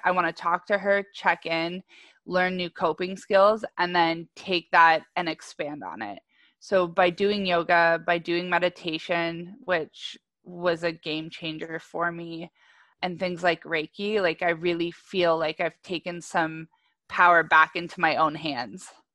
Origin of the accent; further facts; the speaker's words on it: Ajax, Ontario, Canada; I was originally in Ajax